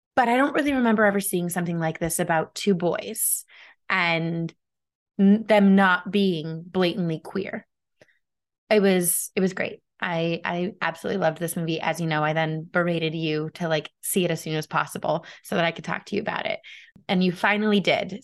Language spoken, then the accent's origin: English; United States; as an American